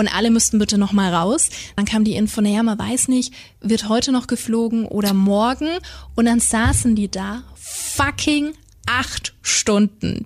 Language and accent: German; Nuremberg, Bavaria, Germany; hier in meiner Heimatstadt